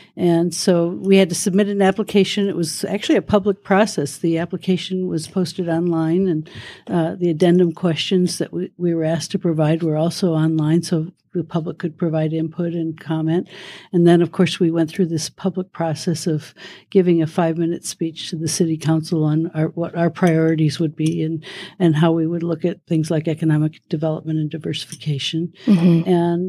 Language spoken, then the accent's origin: English; Detroit, Michigan, United States; But I grew up in Detroit and then moved to Nevada, and I became a park ranger here, actually.